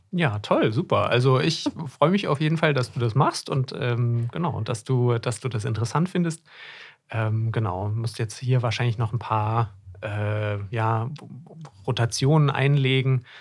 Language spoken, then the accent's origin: German; Hesse, Germany; moved away as an adult; now in Greifswald, Germany; Ich komme ursprünglich aus Hessen und bin zum Studium, Medizinstudium hier oben in Greifswald an der Küste gelandet.